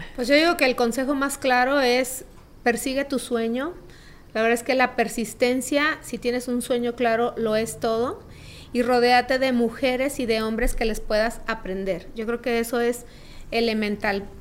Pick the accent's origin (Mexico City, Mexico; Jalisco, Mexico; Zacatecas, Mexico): Jalisco, Mexico; Guadalajara; born or raised there